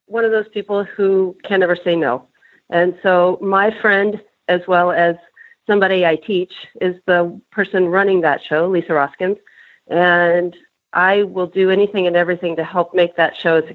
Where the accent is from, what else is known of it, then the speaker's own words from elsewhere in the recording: Nebraska, United States; now in Iowa, United States; I grew up in Nebraska